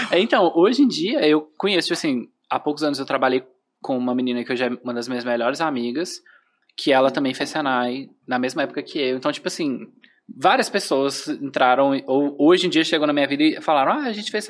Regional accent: João Monlevade, Minas Gerais, Brazil; now in Belo Horizonte, Brazil; Eu sou de João Levade.

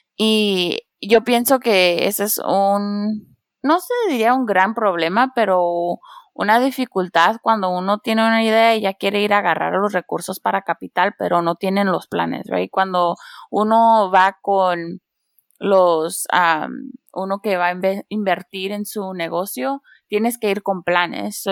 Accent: San Diego, California, United States; also born or lived in Tijuana, Mexico / Washington, D.C.; yo crecí en San Diego, California y ah, por un tiempo viví en Tijuana

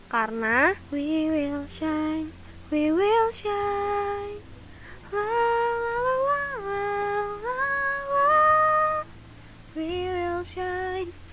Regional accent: Jakarta, Indonesia; Aku lahir di Jakarta 24 Maret 2008 dan ya, aku 13 tahun. Hmm, aku merupakan pelajar SMP di SMPM 77 Jakarta kelas 7.

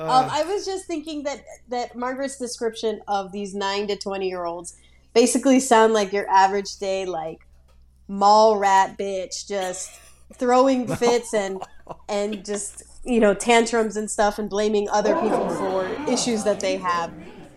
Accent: Colombia; born there; I was born in Columbia.

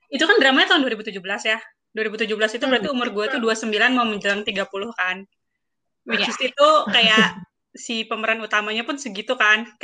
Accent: Bandung, West Java, Indonesia; moved away as an adult; now in Jakarta, Indonesia; gue itu kan orang Bandung gue ke Jakarta umur 22

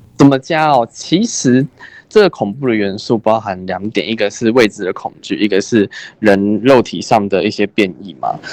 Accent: Keelung, Taiwan; 我是基隆出生，然后我住的地方很，有渔港

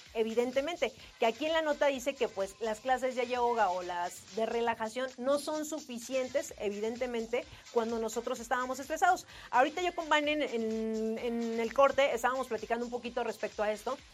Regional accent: Mexico; also born or lived in Mexico City; como mexicanos

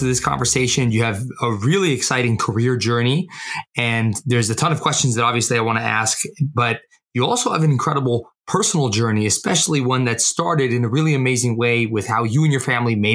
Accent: Canada; I was born in Canada, but my parents looked to escape communism in Poland

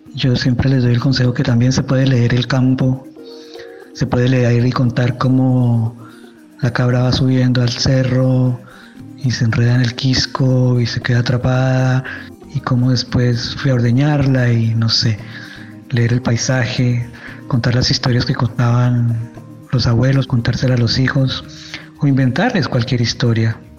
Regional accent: Colombia; moved away as an adult; now in Chile; soy colombiano

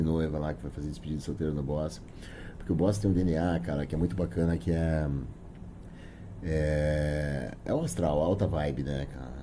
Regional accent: Paranaguá, Paraná, Brazil; moved away; é minha terra

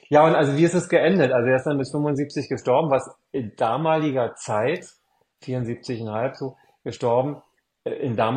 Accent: Spandau, Berlin, Germany; born there; wohne ich wieder da, wo ich geboren bin, in, in dem Stadtteil oder der Stadt ähm, Spandau

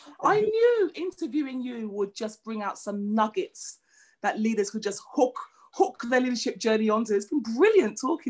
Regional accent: Nigeria; now in United Kingdom; I'm from Nigeria originally

